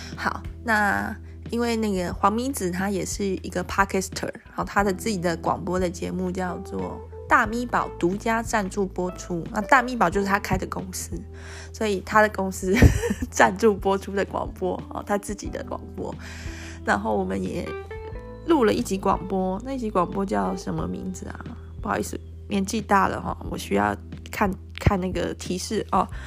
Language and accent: Chinese; Taiwan; 跟我们台湾人不一样的长相